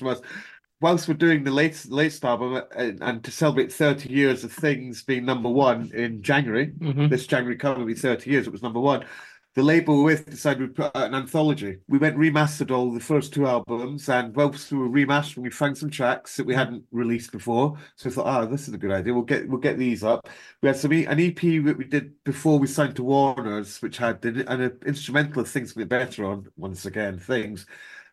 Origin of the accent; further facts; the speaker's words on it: Edinburgh, Scotland, United Kingdom; I'm from Edinburgh, so I do know Scotland quite well